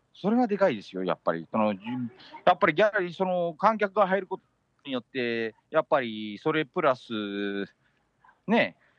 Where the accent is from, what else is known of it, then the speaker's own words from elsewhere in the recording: Metro Manila, Philippines; メトロマニラで好きなスポットはやっぱり地元、実家